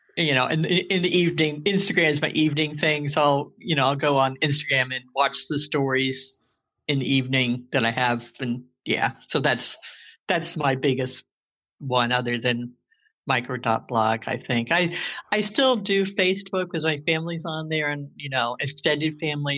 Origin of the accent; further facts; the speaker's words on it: New Jersey, United States; moved away as an adult; now in Indiana, United States; I was born and raised in New Jersey.